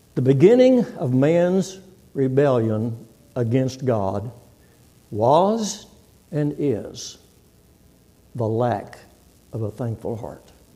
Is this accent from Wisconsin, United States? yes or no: no; Texas, United States; moved away as an adult; now in Oklahoma, United States; I'm from Texas, born and raised in Texas, and I've been in Oklahoma nearly 50 years